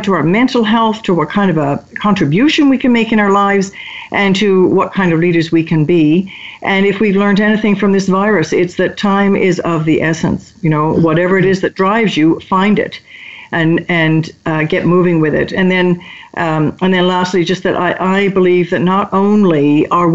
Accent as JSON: {"language": "English", "country": "United Kingdom", "moved": "yes", "said": "I'm British by origin"}